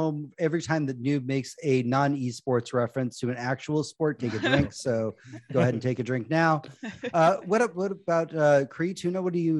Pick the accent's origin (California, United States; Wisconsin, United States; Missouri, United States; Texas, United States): Texas, United States; Houston; somebody who is born and raised in Houston, I am used to all of the teams that exactly.